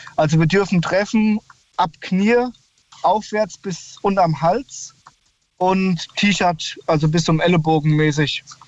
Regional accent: Odenwald, near Bensheim, Fürth, Hesse, Germany; ich bin damals im Rotenwald aufgewachsen, da war es auf der Lindenfelser Burg, das ist in der Nähe von Bensheim, Fürth, Hessen.

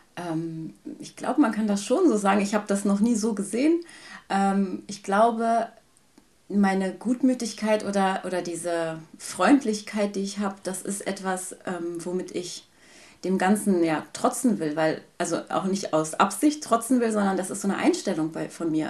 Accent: Germany; ich bin in Deutschland geboren, in Deutschland aufgewachsen und als älteste von fünf Geschwistern

